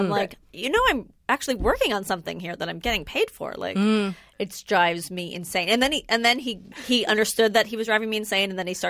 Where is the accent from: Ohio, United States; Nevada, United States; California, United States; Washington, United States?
California, United States; Los Angeles; I'm from, like, 5 minutes away. I'm from North Hollywood. Oh. Believe it or not. Born and raised.